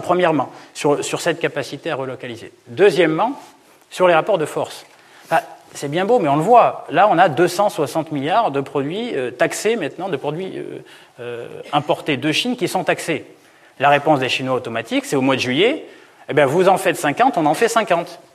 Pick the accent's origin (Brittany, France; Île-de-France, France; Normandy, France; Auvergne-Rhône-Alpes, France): Auvergne-Rhône-Alpes, France; Centre-France parce que je viens d'Auvergne